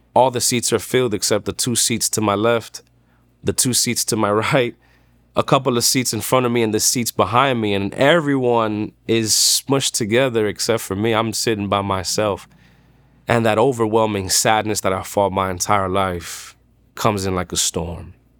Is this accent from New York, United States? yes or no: yes; New York City, New York, United States; I'm from Dykeman. It's Manhattan, New York.